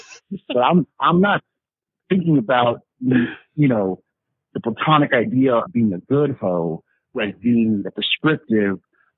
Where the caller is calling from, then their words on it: Milwaukee, Wisconsin, United States; Sending hate from Milwaukee.